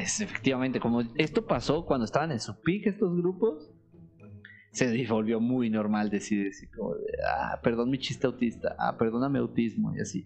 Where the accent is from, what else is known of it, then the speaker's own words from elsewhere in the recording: Mexico; como buen mexicano